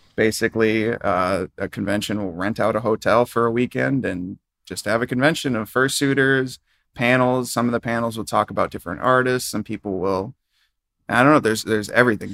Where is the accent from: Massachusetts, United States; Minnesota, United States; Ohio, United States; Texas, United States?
Minnesota, United States; I grew up in Minnesota